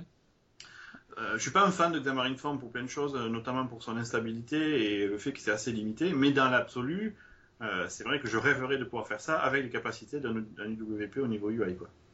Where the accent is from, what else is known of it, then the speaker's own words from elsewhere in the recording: France; je suis français